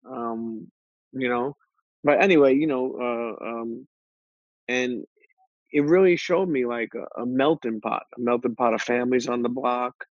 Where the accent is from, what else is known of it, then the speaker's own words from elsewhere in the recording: Coney Island, New York, United States; also born or lived in Bensonhurst; So me growing up in Coney Island, and the crazy thing is I got the best of both worlds because when I was 14, I did wind up moving into that area.